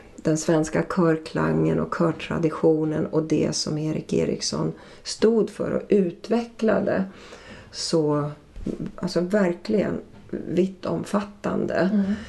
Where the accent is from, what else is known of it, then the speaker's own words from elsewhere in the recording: Ludvika, Dalarna County, Sweden; där jag växte upp i Ludvika i Dalarna